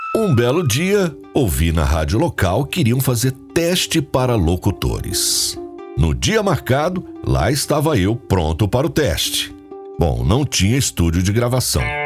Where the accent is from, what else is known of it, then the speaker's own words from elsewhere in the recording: São Joaquim da Barra, São Paulo, Brazil; also born or lived in Ituverava; nasci em Ituverava, cidade próxima, mas foi em São Joaquim que vivi desde os nove meses de idade. Portanto, sempre me referi a São Joaquim como sendo a minha cidade natal.